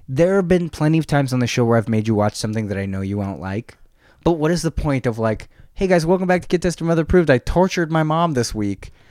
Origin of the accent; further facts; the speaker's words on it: San Jose, California, United States; "Where are you from?" And I said, "San Jose."